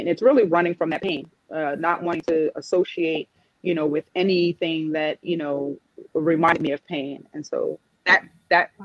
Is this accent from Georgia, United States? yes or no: no; New York City, New York, United States; I'm from New York City